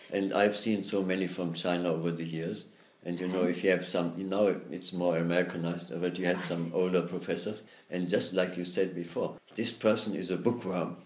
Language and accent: English; Germany; moved away as an adult; also born or lived in United States; I grew up there in Germany